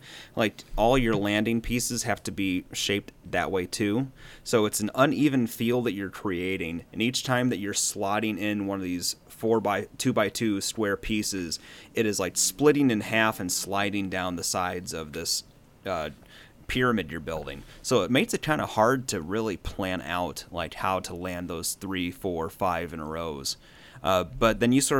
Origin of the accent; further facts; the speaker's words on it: United States; We're American.